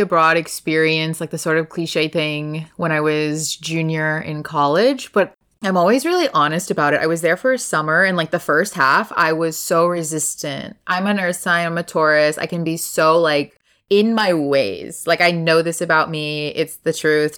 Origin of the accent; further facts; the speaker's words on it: Texas, United States; moved away as an adult; also born or lived in Los Angeles; Born, raised here